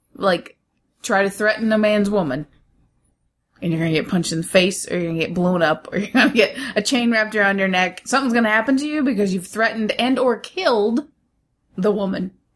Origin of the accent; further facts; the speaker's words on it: United States; I'm the American in this family